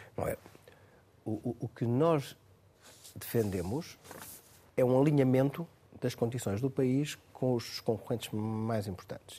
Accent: Torres Vedras, Lisbon, Portugal; É da minha terra, Torres Vedras, Caldas e Penis, da minha zona

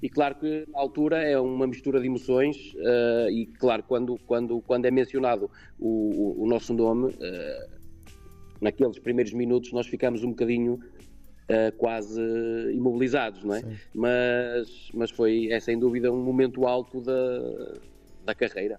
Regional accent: Portugal; aquilo que somos nós como portugueses

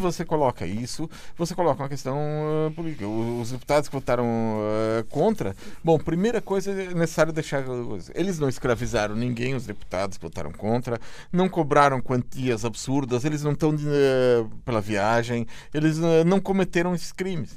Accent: Brazil; enquanto brasileiro

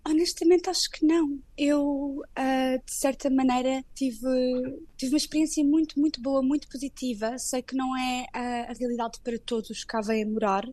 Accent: Portugal; moved away as an adult; now in London, United Kingdom; nós, sendo portugueses, sentimos um pouco de casa uns nos outros

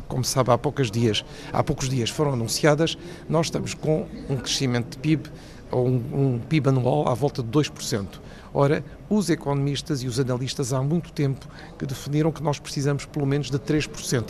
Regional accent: Portugal; como português e também como economista

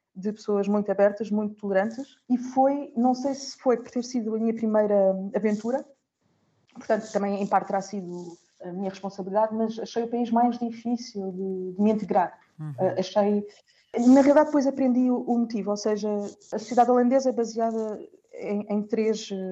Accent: Portugal; moved away as an adult; also born or lived in Netherlands / Germany / Italy / Austria; now in Brussels, Belgium

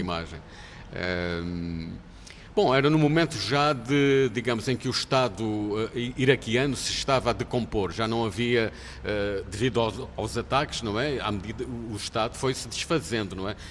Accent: Portugal; somos portugueses

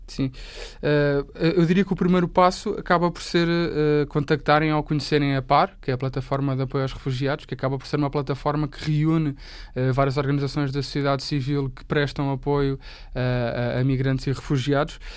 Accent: Portugal; eu, enquanto português, que sei falar pelo menos, sei, sei a língua

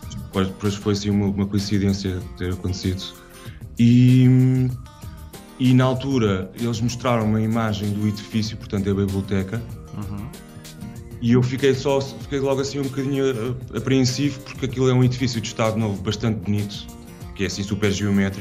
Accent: Carcavelos, Lisbon, Portugal

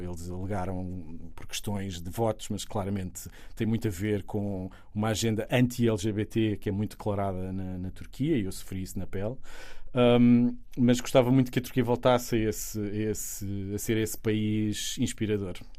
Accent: Sesimbra, Setúbal, Portugal; also born or lived in Istanbul / Rome; eu sou de Sesimbra

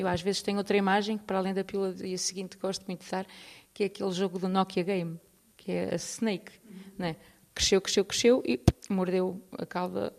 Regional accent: Porto, Norte, Portugal; moved away as an adult; now in Lisbon, Portugal; eu sou do Porto, mudei para Lisboa há 20 anos.

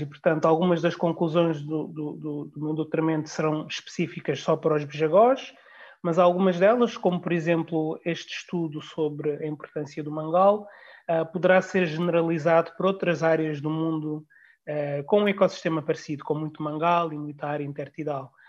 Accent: Guinea-Bissau; como guineense uh, e membro da, da, sociedade guineense

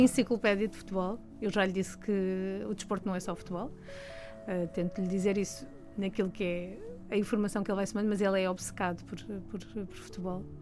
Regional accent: Almada, Setúbal, Portugal; pelo contexto onde eu cresci, em Almada, eh, e todo aquele distrito de Setúbal

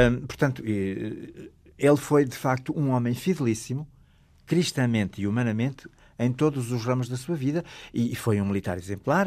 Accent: Alto Douro, Norte, Portugal; Na minha aldeia natal, que é no Alto Douro

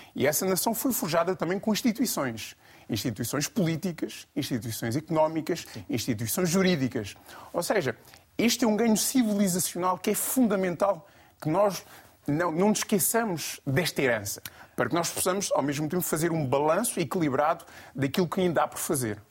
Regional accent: Guinea-Bissau; enquanto guineense, enquanto panafricanista

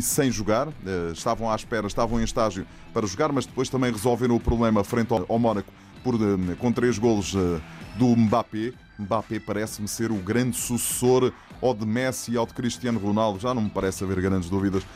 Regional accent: Setúbal, Portugal; pelo clube da cidade onde cresci, nasci, vivi e hei de morrer, que é o Vitória de Setúbal

